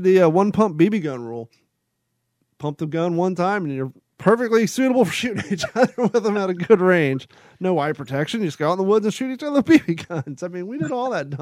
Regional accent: Kentucky, United States; growing up in Kentucky

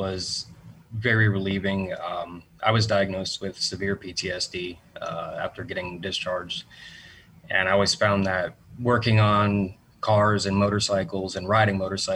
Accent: Southwest Florida, United States; also born or lived in New Hampshire; Grown up here in Southwest Florida, moved here when I was about 5 from New Hampshire

